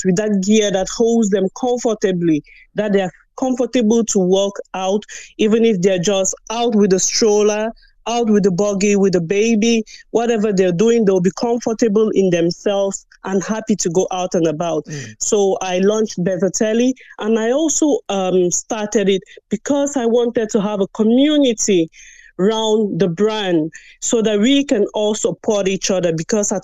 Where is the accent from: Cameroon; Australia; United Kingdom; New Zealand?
Cameroon; now in Ireland; I'm originally from Cameroon